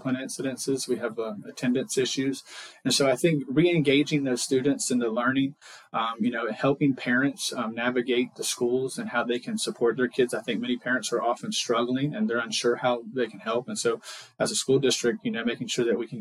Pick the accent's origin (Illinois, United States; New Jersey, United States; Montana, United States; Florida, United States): Florida, United States; Leon County; I was born and raised here in Leon County.